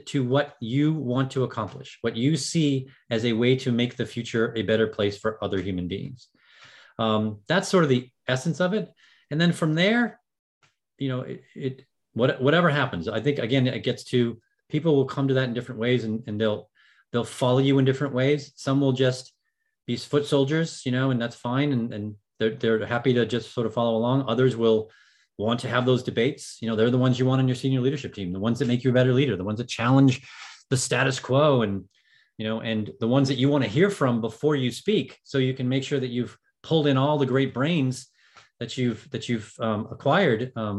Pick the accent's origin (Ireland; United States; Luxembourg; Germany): Ireland; I'm an Irishman